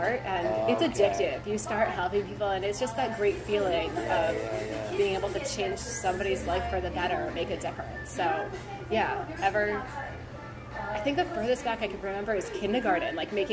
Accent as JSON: {"language": "English", "town": "Glen Rock", "region": "New Jersey", "country": "United States", "tie": "born or raised there", "also_born_or_lived": "Walnut Creek, California", "said": "I moved here when I was 1 year old, and actually my parents are still living in the same house on the boulevard that I grew up in."}